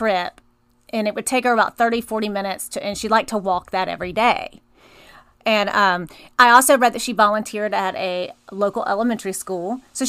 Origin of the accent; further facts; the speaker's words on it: Honolulu, Hawaii, United States; born there; Yes. I was born in Honolulu.